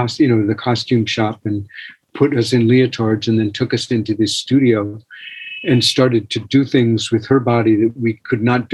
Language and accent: English; New York City, New York, United States; I was born in Manhattan. I was born on the Upper East Side